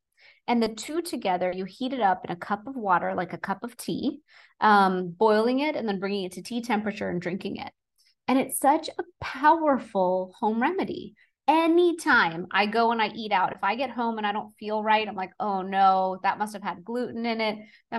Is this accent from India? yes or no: yes; India; growing up in Indian household, we have something called a masal dhani. It's like a round little box with all our Indian spices in there.